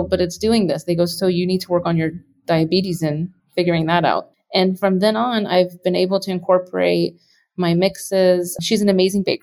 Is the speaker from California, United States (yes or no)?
no; Texas, United States; I grew up on it in Texas